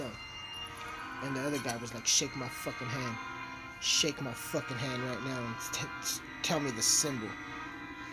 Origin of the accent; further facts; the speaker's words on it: Texas, United States; I'm from Texas